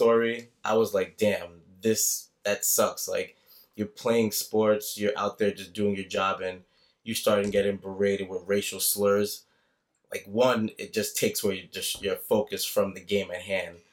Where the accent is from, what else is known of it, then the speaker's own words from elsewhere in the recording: New York City, New York, United States; I'm a Haitian American, I would guess. Born and raised in Brooklyn.